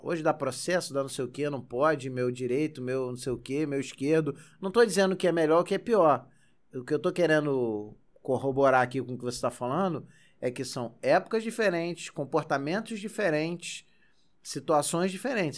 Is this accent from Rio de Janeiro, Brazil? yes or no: yes; Magé, Rio de Janeiro, Brazil; eu cresci em Magé.